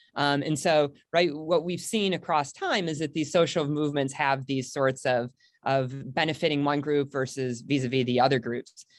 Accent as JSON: {"language": "English", "region": "Michigan", "country": "United States", "tie": "born or raised there", "also_born_or_lived": "Richmond, Virginia / Washington, D.C.", "moved": "as an adult", "said": "I grew up in Michigan. Uh, I spent the first eighteen years of my life there"}